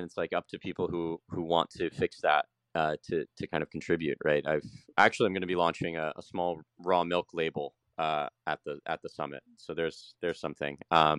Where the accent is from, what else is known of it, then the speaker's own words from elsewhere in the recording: Jacksonville, Florida, United States; moved away as an adult; now in San Salvador, El Salvador; I know Jacksonville, Florida, it's my hometown. It's, you know, love the city, love where I'm from.